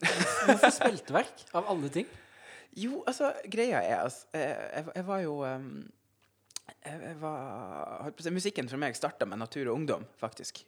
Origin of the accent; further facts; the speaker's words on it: Senja, Troms, Norway; also born or lived in Finnsnes; jeg vokste opp uh, på Senja uh, og gikk videregående på Finnsnes